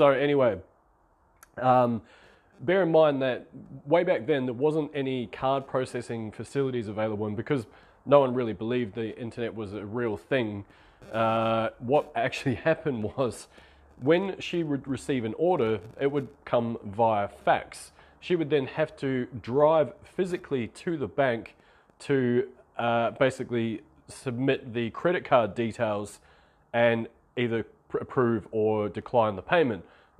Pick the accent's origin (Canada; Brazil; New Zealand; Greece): New Zealand; now in Australia; this is small town New Zealand. I'm from New Zealand, I live in Australia at the moment.